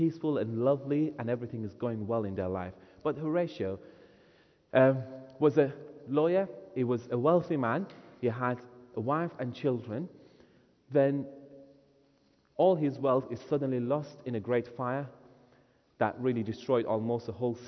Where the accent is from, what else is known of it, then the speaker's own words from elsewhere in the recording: Iran; moved away; I was born in Iran, grew up there, came to Christ there